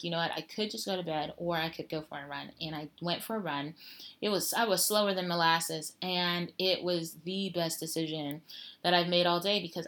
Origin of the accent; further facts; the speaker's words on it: Denver, Colorado, United States; moved away as an adult; now in China; my hometown Denver